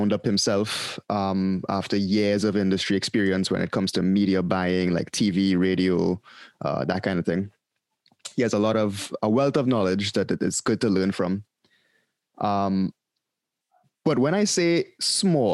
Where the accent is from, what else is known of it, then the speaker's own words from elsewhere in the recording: Trinidad & Tobago; accent: Trini; now in Miami, United States; I had to turn on my Trini accent.